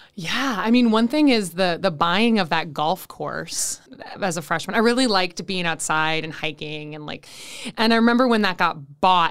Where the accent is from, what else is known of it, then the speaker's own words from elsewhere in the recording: Saint Paul, Minnesota, United States; am originally from Saint Paul, Minnesota, which is also where I currently live